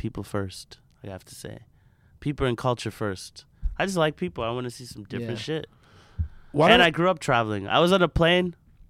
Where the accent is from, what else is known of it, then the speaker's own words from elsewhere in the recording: Nigeria; I'm Nigerian.